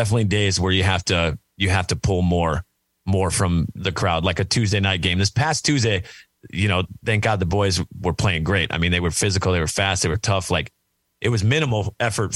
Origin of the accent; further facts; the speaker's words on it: Minnesota, United States; now in Nashville, United States; I'm originally from Minnesota